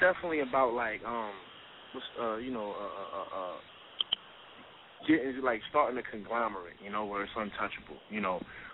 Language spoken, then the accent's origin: English; New Jersey, United States; I'm from the South Side of Jersey